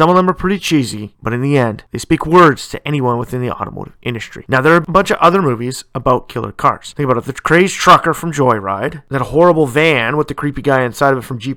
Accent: Canada; Canada, my home country

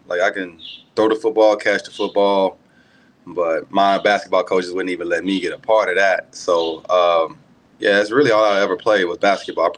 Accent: Memphis, Tennessee, United States; also born or lived in Virginia; born and raised in Memphis, Tennessee. Area called Whitehaven

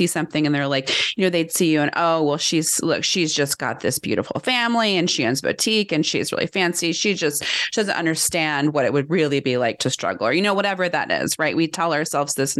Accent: United States; my experience as American

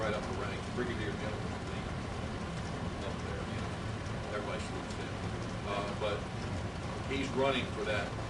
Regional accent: Maryland, United States; I was born in Maryland.

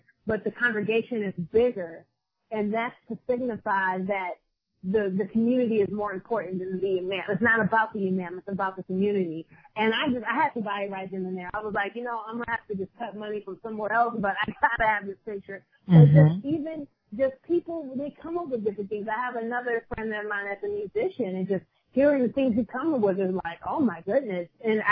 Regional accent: Detroit, Michigan, United States; moved away as an adult; now in Brooklyn, United States; I'm originally from Detroit

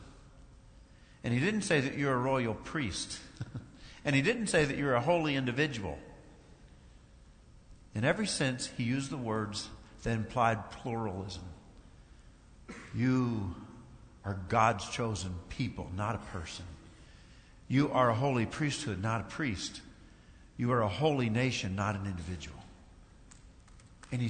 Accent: Kentucky, United States; I was raised in this little town in Kentucky

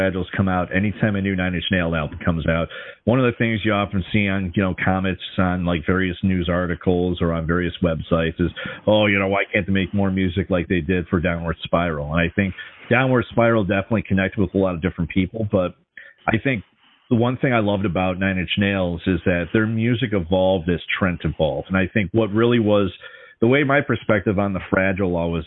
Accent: Minnesota, United States; Grew up in Minnesota in the metro area

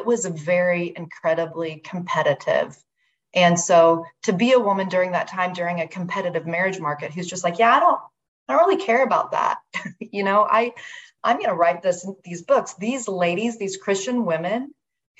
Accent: United States; I'm very American

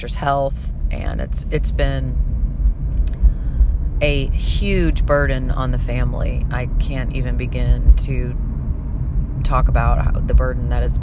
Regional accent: St. Louis, Missouri, United States; moved away; I recently flew back to St. Louis, which is my hometown

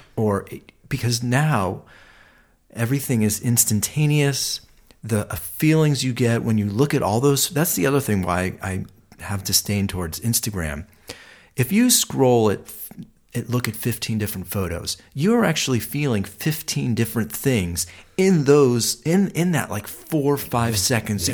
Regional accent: Ohio, United States; now in Los Angeles, United States; I'm from Ohio, and and um, it was very neighborhood driven.

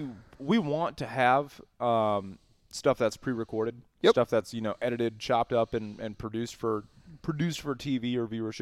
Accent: Wisconsin, United States; We are from Wisconsin.

